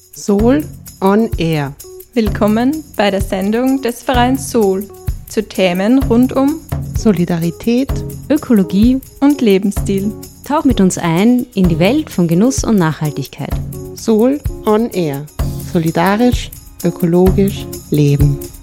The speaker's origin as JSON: {"language": "German", "area": "Gesäuse region", "region": "Styria", "country": "Austria", "also_born_or_lived": "Graz", "said": "weil ich bin aus der Region, Region Gesäuse. Ähm, bin nach dem Studium von Graz eben wieder zurückgegangen"}